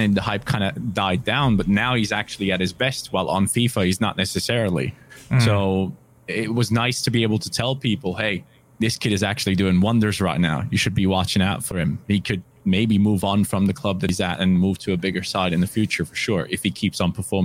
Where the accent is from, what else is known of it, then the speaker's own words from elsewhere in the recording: Germany; English is a second language; I'm from Germany